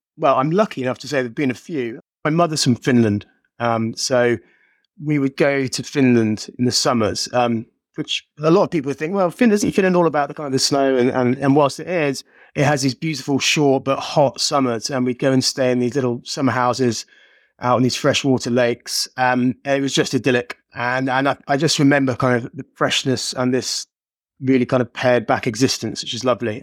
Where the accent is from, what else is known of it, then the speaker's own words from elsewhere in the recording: Birmingham, West Midlands, United Kingdom; I'm from Birmingham